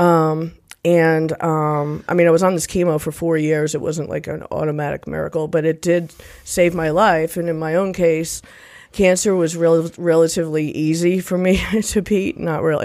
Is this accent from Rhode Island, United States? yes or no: yes; Rhode Island, United States; moved away; also born or lived in Nashville, Tennessee; So I'm originally from Rhode Island.